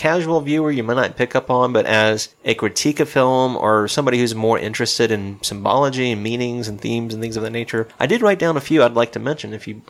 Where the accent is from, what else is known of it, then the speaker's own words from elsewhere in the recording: Southeast, United States; Like I said, I grew up in the Southeast. I used to listen to R&B and hip hop, you name it.